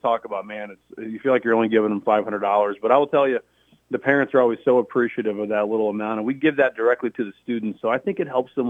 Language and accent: English; De Soto, Missouri, United States; moved away as an adult; when I moved down here, I'm from DeSoto